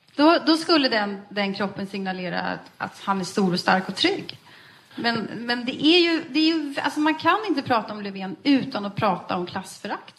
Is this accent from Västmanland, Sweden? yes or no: yes; Västerås, Västmanland, Sweden; vi kom ju från eh, Västerås båda två.